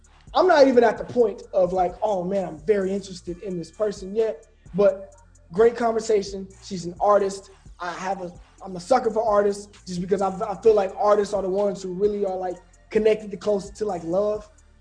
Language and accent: English; Birmingham, Alabama, United States; I'm from Birmingham, Alabama